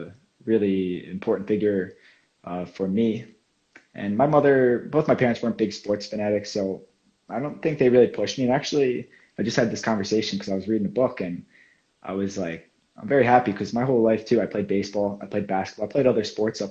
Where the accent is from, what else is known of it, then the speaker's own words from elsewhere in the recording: Medford, New Jersey, United States; moved away as an adult; now in Finland; I'm from Medford, New Jersey. It's on the East Coast, very close to Philadelphia, about 30 minutes. So it's South Jersey, small town, suburban. American football is kind of the big sport where I come from